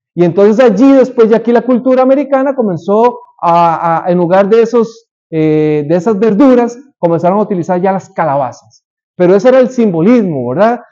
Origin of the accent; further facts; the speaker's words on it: Costa Rica; moved away; en mi país, en Costa Rica